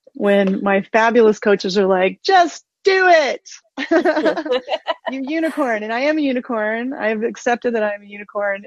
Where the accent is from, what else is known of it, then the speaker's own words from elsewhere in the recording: Osage Nation, Oklahoma, United States; I'm Osage from the Osage Nation of Oklahoma